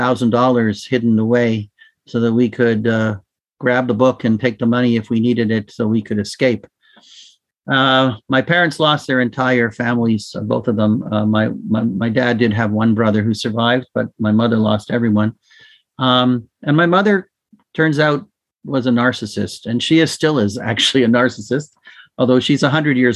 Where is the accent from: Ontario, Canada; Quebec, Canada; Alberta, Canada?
Ontario, Canada; Toronto; I was born in Toronto to two Holocaust parents who produced a particularly dysfunctional home that I grew up